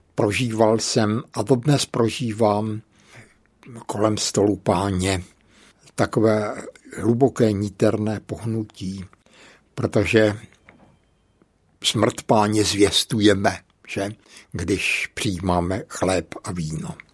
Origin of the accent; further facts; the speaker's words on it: Brno, South Moravian Region, Czechia; also born or lived in Bohemia / Hodonín / Břeclav; Moje maminka byla tenkrát na nějaké operaci v úrazové nemocnici tady v Brně